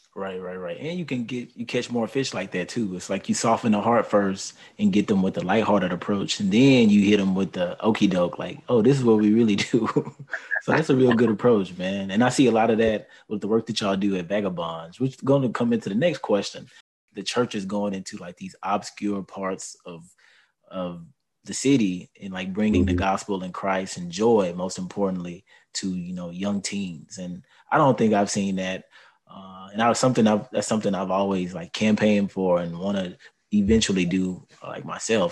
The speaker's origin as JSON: {"language": "English", "town": "Houston", "region": "Texas", "country": "United States", "tie": "born or raised there", "said": "I'm from Houston, and I'm born and raised here"}